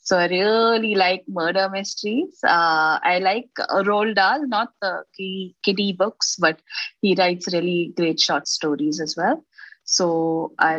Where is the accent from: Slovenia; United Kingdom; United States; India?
India; Bangalore, Karnataka; also born or lived in Maharashtra; I was born in Maharashtra, but I was brought up completely in Bangalore